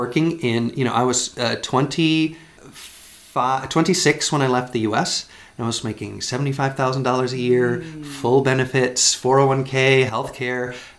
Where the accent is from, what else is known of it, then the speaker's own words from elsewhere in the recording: Richmond, Virginia, United States; moved away as an adult; also born or lived in Savannah, Georgia / Austin, Texas / Dallas, Texas / Los Angeles, California; now in Iceland; So I was born and raised in Richmond, Virginia. which was the capital of the South during the Civil War.